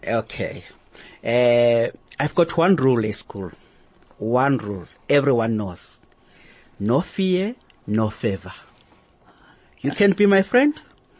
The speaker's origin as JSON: {"language": "English", "country": "Zimbabwe", "moved": "yes", "lives_now": "South Africa"}